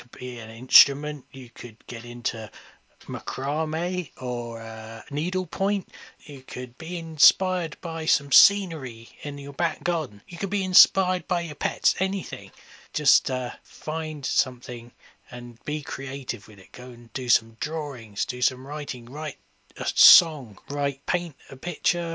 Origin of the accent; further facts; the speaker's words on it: England, United Kingdom; I am English